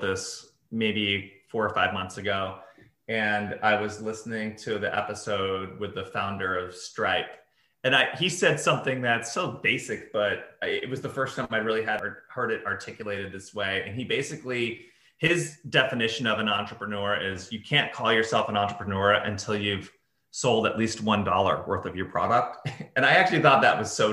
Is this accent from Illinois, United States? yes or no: yes; Chicago, Illinois, United States; moved away; when I was growing up, it was like, growing up in Chicago